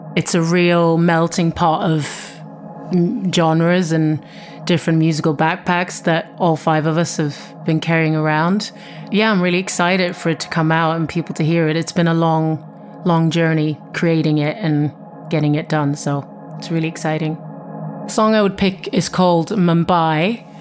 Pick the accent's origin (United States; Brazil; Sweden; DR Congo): Sweden; now in London, United Kingdom; I'm from Sweden originally, living in London